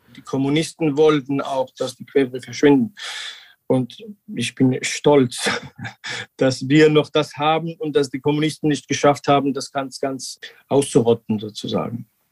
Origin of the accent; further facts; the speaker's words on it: Georgia; German is a second language; wir machen seit 2017 äh, Naturwein mit dem alten georgischen Tradition in Quevri. Seit meinem Kindheit, seitdem ich äh, acht Jahre bin, bin ich in Weinbergen aufgewachsen